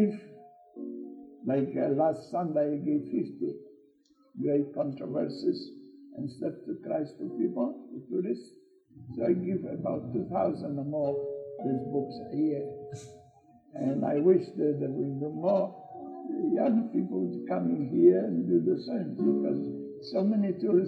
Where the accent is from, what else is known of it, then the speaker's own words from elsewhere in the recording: Poland; English is a second language; moved away as an adult; now in Australia; I'm from Poland. I'm 50 years in Australia.